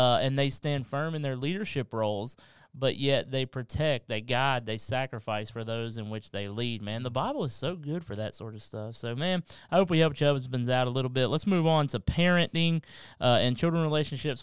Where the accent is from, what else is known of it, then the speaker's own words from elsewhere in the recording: Kentucky, United States; now in South Carolina, United States; I'm from Kentucky